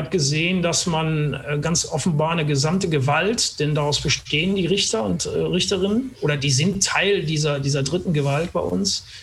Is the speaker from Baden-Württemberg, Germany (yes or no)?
no; Cologne, North Rhine-Westphalia, Germany; Als Kölner tolerierst du das, alles gut.